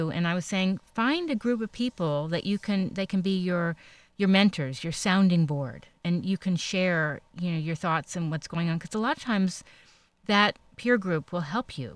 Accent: New York City, New York, United States; moved away; I grew up in New York, but earlier on

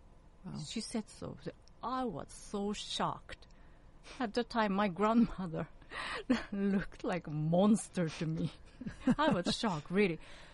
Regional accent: Japan; born there; also born or lived in United States; I'm Korean, but my parents are Korean, but I was born in Japan, and I lived in United States for a long time.

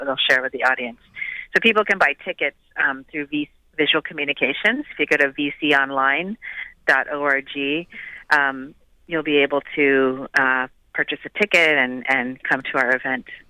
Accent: Midwest, United States; now in Los Angeles, United States; I grew up in the Midwest

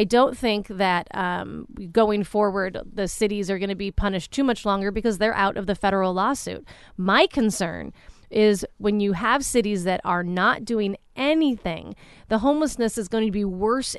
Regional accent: Anaheim, California, United States; Anaheim, which I'm, you know, my hometown

